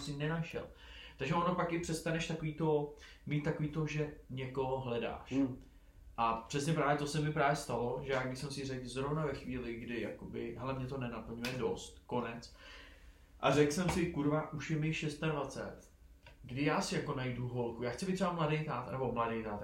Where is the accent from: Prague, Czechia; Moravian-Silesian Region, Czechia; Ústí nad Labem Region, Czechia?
Prague, Czechia; pro nás, pro Pražáky